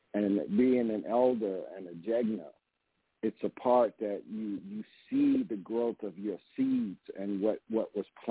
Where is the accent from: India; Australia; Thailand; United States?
United States; Mississippi; I was born in Mississippi